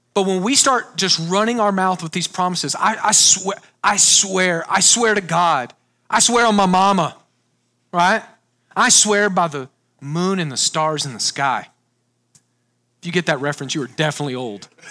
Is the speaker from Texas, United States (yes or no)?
yes; Texas, United States; I grew up on Lake Texoma, huge lake, about an hour north of Dallas